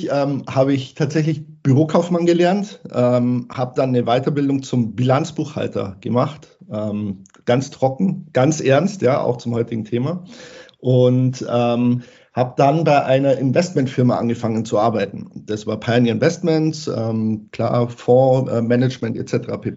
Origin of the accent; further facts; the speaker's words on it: Bavaria, Germany; ansonsten bin ich Bayer durch und durch. Das hört man vielleicht hm. ab und zu in der Sprachfärbung.